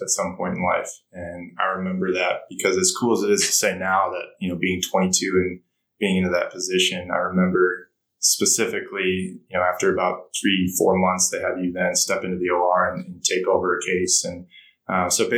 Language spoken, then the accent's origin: English; Minneapolis, Minnesota, United States; moved away as an adult; also born or lived in British Virgin Islands; born and raised in Minneapolis